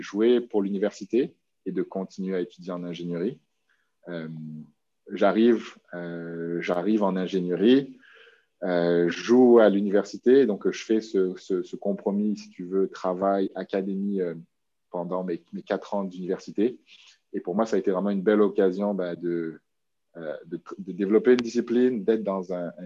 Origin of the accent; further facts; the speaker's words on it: New Caledonia; moved away as an adult; now in Quebec, Canada; ça fait dix ans que je vis au Québec, mais j'ai grandi, je suis né en Nouvelle-Calédonie.